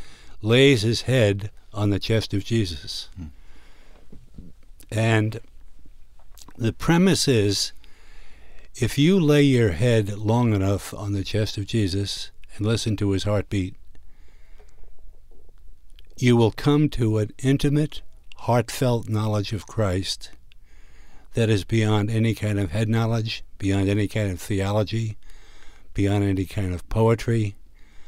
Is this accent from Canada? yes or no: no; New York City, New York, United States; Growing up in Brooklyn, New York, the largest Jewish community in the world, I was surrounded by Jewish culture